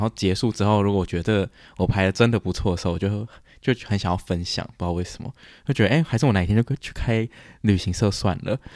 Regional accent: Taiwan; moved away as an adult; also born or lived in United States; 我们就是台湾的家有装之后

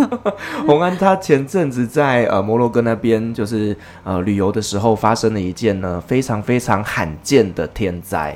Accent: Taiwan; 我们台湾

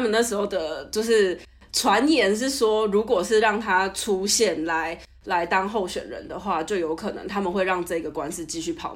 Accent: Taiwan; moved away as an adult; now in Turkey; 我在台湾，就是出生长大

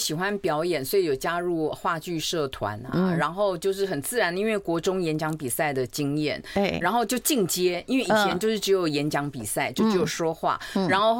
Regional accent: Taipei, Taiwan; 台北人，就是台湾小孩。呃，对。

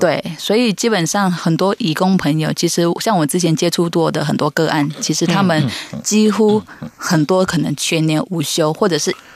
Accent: Malaysia; moved away as an adult; also born or lived in Tamsui, Taiwan; now in Taiwan; 因为我是来自马来西亚

